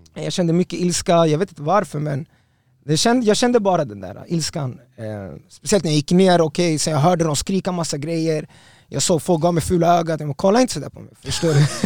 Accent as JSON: {"language": "Swedish", "town": "Stockholm", "region": "Stockholm County", "country": "Sweden", "tie": "born or raised there", "said": "jag är från Östberga, jag är Östberga barn, jag är Östberga soldado"}